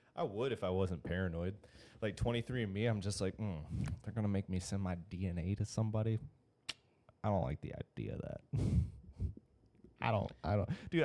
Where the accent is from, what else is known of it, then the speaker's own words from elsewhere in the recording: Grand Blanc, Michigan, United States; I'm from Grand Blanc. I'm from like right down the road